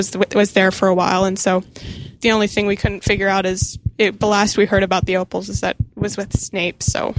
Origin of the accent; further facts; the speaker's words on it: Kansas City, Missouri, United States; from Kansas City